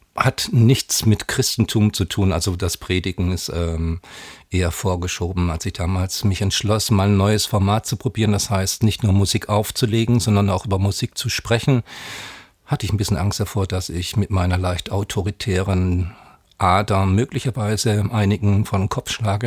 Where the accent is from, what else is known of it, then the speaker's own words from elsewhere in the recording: Southern Germany, Germany; bin Jahrgang 63 gebürtiger aus Süddeutschland